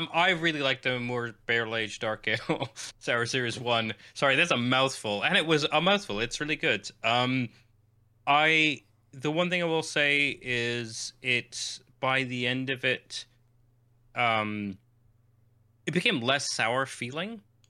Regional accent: Canada; I'm Canadian, so maybe it's just me, but there's a distinctive note of maple sweetness that I can pinpoint.

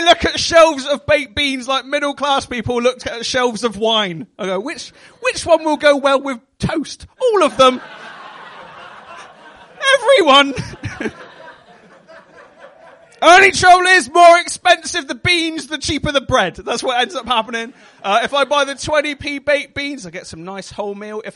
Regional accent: Devon, South West England, United Kingdom; accent: West Country; I am from Devon

